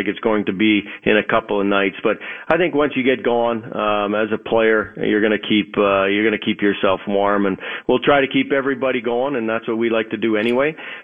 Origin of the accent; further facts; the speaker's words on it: Thompson, Manitoba, Canada; moved away; also born or lived in Flin Flon, Manitoba; when I lived in Thompson, Manitoba, as you know, I was born in Flin Flon, but Thompson is even more north than that. When I was a kid